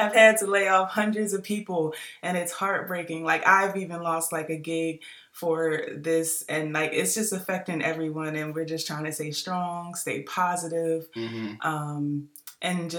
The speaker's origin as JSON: {"language": "English", "town": "Philadelphia", "region": "Pennsylvania", "country": "United States", "moved": "yes", "lives_now": "Georgia, United States", "said": "we're from Philly"}